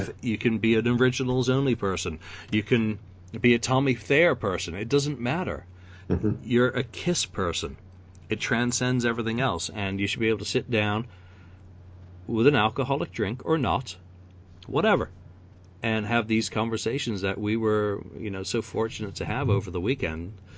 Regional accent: England, United Kingdom; as an Englishman

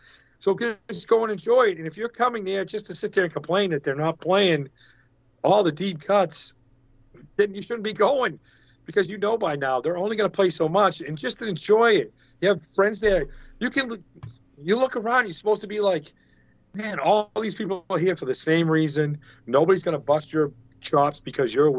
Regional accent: New England, United States; I'm from New England.

